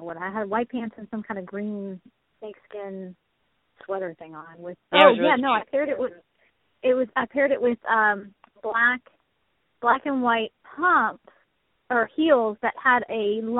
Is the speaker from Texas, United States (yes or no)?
yes; Texas, United States; So funny to me because it's that I came from Texas up there, and I don't dress like a normal, I don't know if you call it normal Texas girl does, but I don't.